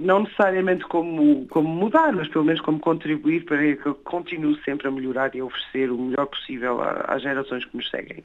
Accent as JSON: {"language": "Portuguese", "town": "Brossard", "region": "Quebec", "country": "Canada", "said": "a Escola Portuguesa de Brossard, na, na, comunidade de onde eu venho"}